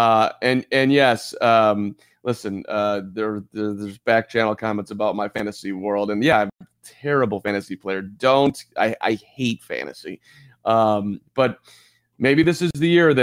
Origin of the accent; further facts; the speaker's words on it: town next to Highland Park, Illinois, United States; my hometown was horrendous. I just grew up in the town over